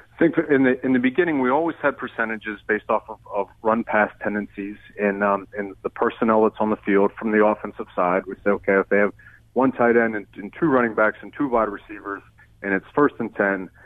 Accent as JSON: {"language": "English", "region": "Western Pennsylvania", "country": "United States", "said": "I'm from Western Pennsylvania originally"}